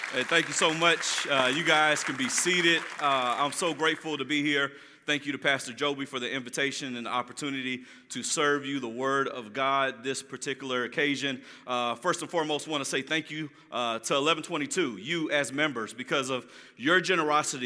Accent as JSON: {"language": "English", "town": "Jacksonville", "region": "Florida", "country": "United States", "tie": "born or raised there", "moved": "as an adult", "lives_now": "Orlando, United States", "said": "I'm glad to be in my hometown. I am from Jacksonville, Florida"}